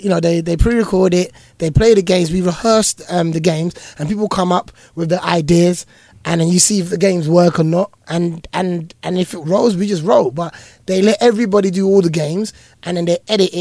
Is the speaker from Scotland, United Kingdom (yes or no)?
no; London, United Kingdom; I'm this boy from East London, Hackney, who used to watch this show.